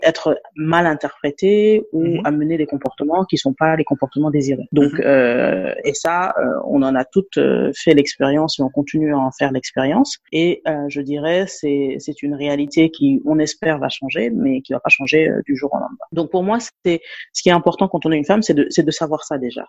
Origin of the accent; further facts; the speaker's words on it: Senegal; first language Wolof; French is a second language; moved away as an adult; also born or lived in Dakar, Senegal; now in Abidjan, Côte d'Ivoire; je suis sénégalaise. Donc, en Olof, on dit Jeff, Ça, c'est merci